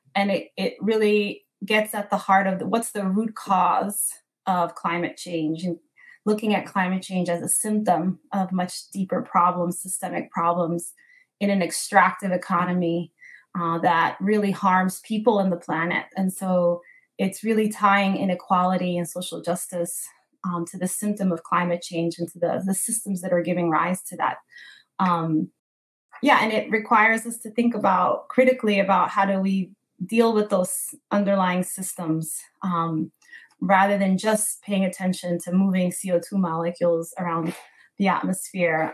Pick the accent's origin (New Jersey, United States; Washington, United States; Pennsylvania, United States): New Jersey, United States; Newark; in my hometown of Newark and New Jersey